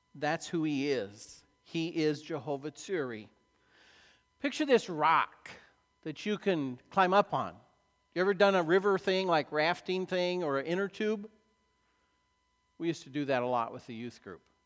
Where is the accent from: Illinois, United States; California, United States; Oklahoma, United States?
Illinois, United States; I grew up in Illinois cornfields